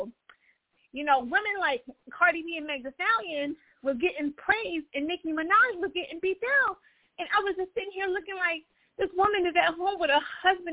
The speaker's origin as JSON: {"language": "English", "region": "Florida", "country": "United States", "said": "I'm from Florida"}